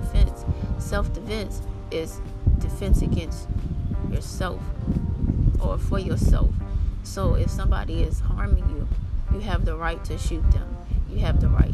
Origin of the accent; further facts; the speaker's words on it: New Orleans, Louisiana, United States; I'm from New Orleans